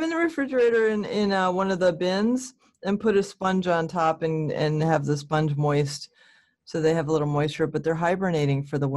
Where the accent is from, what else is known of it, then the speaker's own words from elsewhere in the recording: New England, United States; And I grew up in a Protestant church because I'm from New England.